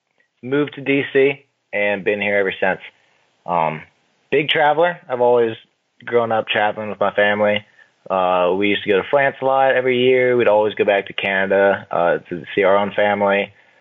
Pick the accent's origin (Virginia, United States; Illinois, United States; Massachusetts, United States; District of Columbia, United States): District of Columbia, United States; Washington; of course. I grew up in and around Washington, D.C. my entire life. I'm actually Canadian as well, just like you.